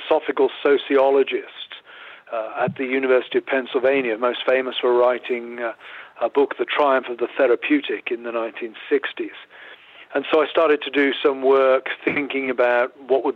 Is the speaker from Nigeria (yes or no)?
no; England, United Kingdom; moved away as an adult; also born or lived in Philadelphia, United States / Grove City, United States; now in United States; I grew up in the United Kingdom. I'm English in background.